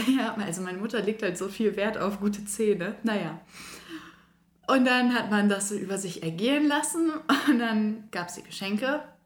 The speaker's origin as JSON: {"language": "German", "region": "Northern Germany", "country": "Germany", "moved": "yes", "lives_now": "Koblenz, Germany", "said": "bei uns im Norden"}